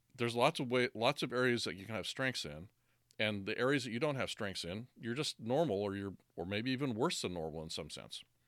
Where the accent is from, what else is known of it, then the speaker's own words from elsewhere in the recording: United States; I'm American